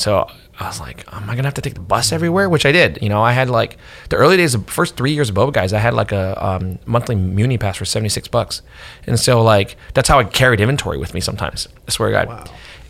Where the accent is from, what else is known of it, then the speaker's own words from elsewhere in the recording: New Jersey, United States; But this to me was growing up in New Jersey, or Ben growing up in Texas. We both grew up in these neighborhoods where we were essentially, for better or worse, othered.